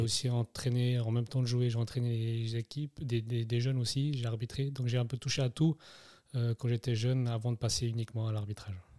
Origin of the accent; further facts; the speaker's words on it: Neuchâtel, Switzerland; also born or lived in Germany; je suis né en Allemagne en 89. je suis parti après, à l'âge de 3 ans, je suis arrivé à Neuchâtel, mhm. où j'ai fait finalement toute ma jeunesse